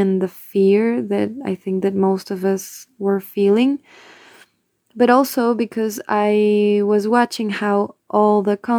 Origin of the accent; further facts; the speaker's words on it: Quito, Pichincha, Ecuador; English is a second language; from Quito, Ecuador, from the band … I also have a personal project called